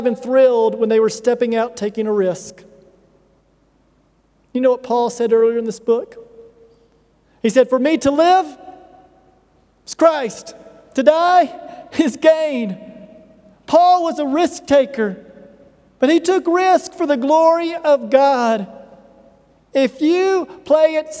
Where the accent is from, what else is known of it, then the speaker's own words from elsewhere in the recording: United States; moved away; The culture I come from the United States, one of the most affluent cultures on earth